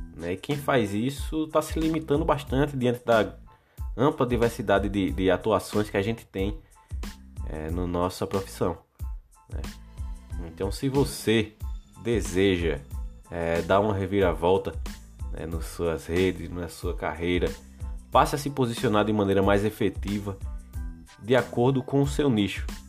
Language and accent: Portuguese; Alagoas, Brazil; Eu sou de Alagoas